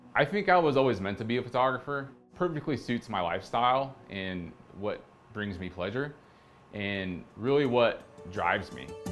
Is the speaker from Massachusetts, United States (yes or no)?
no; outside Portland, Oregon, United States; moved away as an adult; now in Providence, United States; I'm originally from the West Coast, grew up a little bit outside of Portland, Oregon, and in two thousand and six, I loaded up my Subaru and rolled into Rhode Island